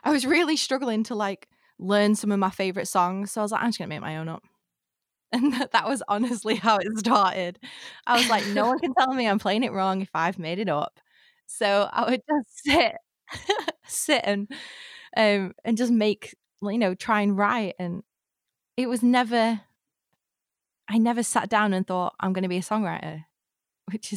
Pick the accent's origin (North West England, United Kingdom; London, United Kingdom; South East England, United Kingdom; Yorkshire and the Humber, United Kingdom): North West England, United Kingdom; Blackpool; my hometown does, which is Blackpool